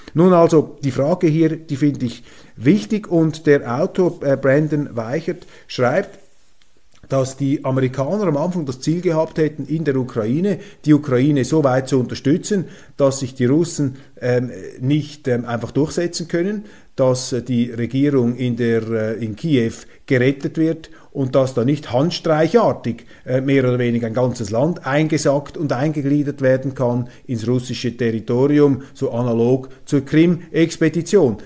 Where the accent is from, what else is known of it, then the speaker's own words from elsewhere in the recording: Switzerland; accent: Swiss; als Schweizer ähm, in hochdeutscher Sprache mit schweizerischem Akzent